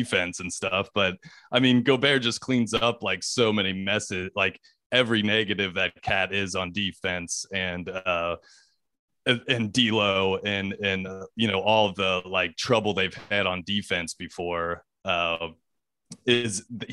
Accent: Cincinnati, Ohio, United States; moved away; I grew up born and raised in Cincinnati

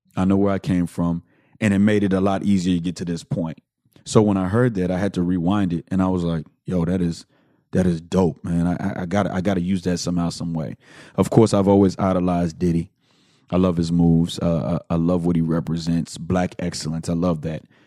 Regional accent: Houston, Texas, United States; I am from the Southwest side of Houston, Texas

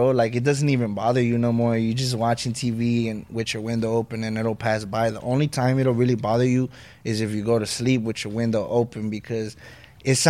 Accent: Lennox, California, United States; growing up in Lenox

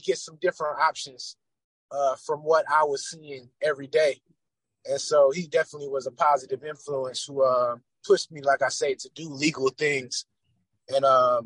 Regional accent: Atlanta, Georgia, United States; As I grew up in Atlanta

